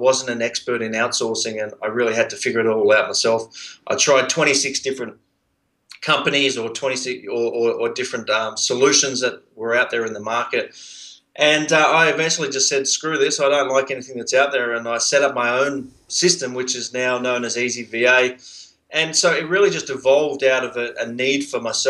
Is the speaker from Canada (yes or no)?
no; Sydney, New South Wales, Australia; accent: Australian; also born or lived in Brisbane; I actually grew up on a boat in Sydney Harbour.